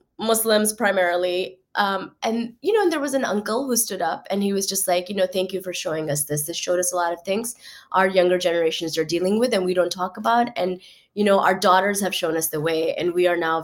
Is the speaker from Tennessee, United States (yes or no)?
no; Starkville, Mississippi, United States; moved away as an adult; now in New York City, United States; I didn't grow up in New York. I grew up in Mississippi